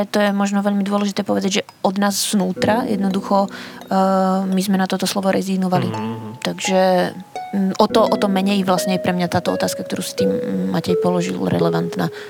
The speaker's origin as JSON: {"language": "Slovak", "region": "Spiš", "country": "Slovakia", "said": "Ja som dievčinka zo Spiša"}